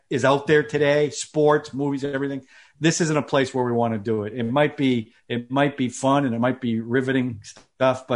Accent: Boston, Massachusetts, United States; I'm from Boston

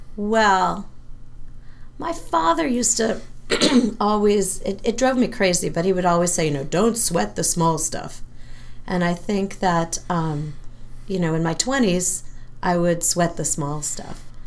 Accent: San Francisco, California, United States; moved away as an adult; also born or lived in Massachusetts; I come from San Francisco area.

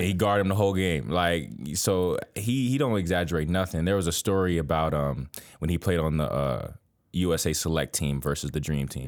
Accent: Miami, Florida, United States; I'm from Miami, Florida, a hectic city

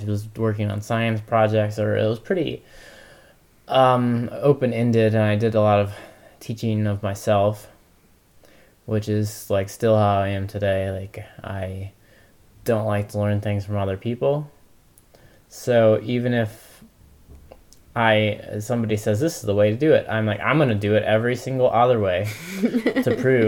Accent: Ohio, United States; I grew up in Ohio, in a small town.

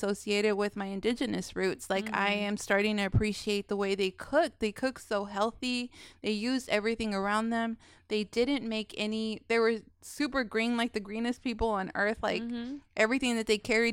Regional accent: Irving, Texas, United States; being a Hispanic person growing up in Irving

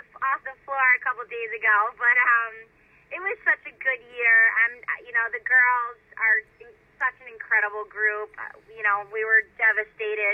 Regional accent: Annapolis, Maryland, United States; I'm not really from Baltimore, I'm from Annapolis

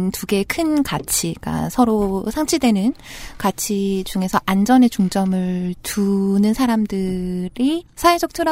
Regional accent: South Korea; 저는 저는 사실 한국인이니까

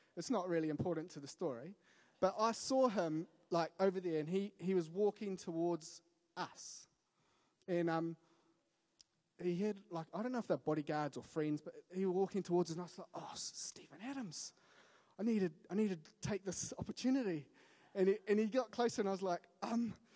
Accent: Wellington, New Zealand; I grew up in Wellington, so that's home

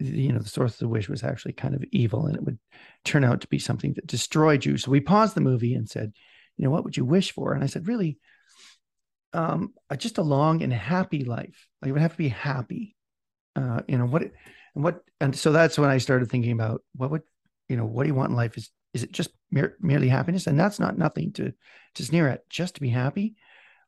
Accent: Scotland, United Kingdom; I'm Scottish.

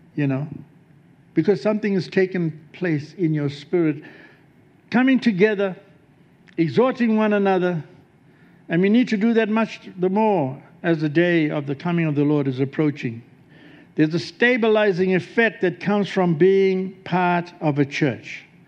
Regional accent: South Africa; moved away as an adult; also born or lived in Melbourne, Australia; from South Africa

